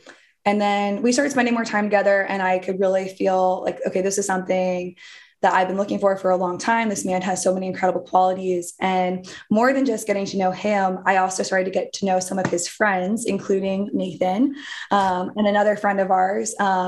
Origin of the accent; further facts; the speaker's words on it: New Jersey, United States; now in outside New York City, United States; I grew up in New Jersey.